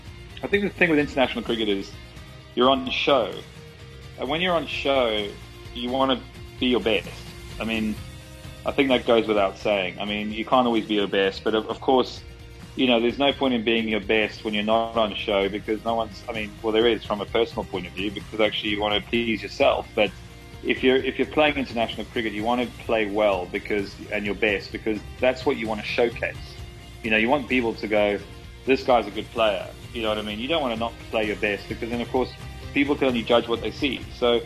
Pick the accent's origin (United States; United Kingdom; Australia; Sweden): United Kingdom; You know, I'm pretty British when it comes to my background.